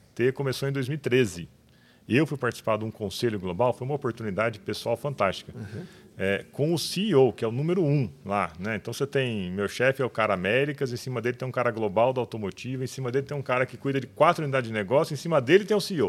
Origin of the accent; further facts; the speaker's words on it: Olímpia, São Paulo, Brazil; Eu sou de Olímpia desde quando ninguém conhecia Olímpia